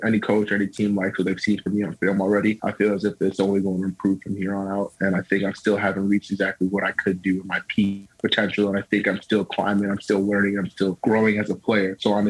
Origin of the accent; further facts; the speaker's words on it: Minnesota, United States; You know, you always, you know, growing up in Minnesota, you watch the Vikings, you watch them play. And I mean, I've been there my whole life.